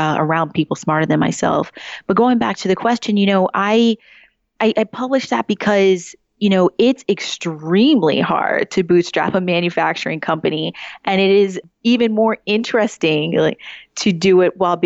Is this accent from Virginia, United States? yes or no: yes; Woodbridge, Virginia, United States; I'm originally from Woodbridge, Virginia, still, I would say, part of the Northern Virginia area